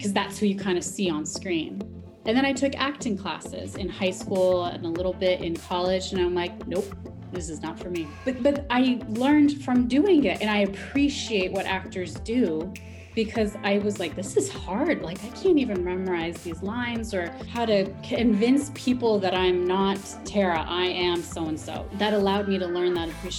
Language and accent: English; Chicago, Illinois, United States; I'm from Chicago